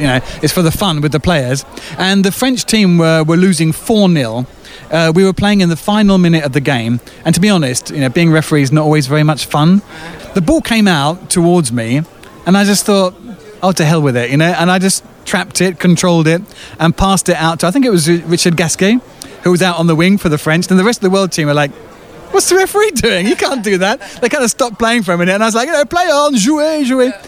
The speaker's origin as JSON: {"language": "English", "region": "England", "country": "United Kingdom", "moved": "yes", "lives_now": "France", "said": "an Englishman, it's a kind of strange thing to find myself doing, working in another language."}